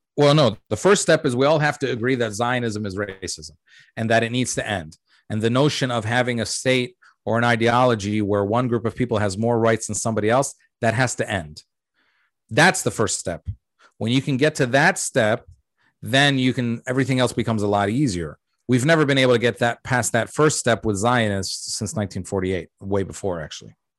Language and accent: English; United States; also born or lived in Jordan; we came to America when I was three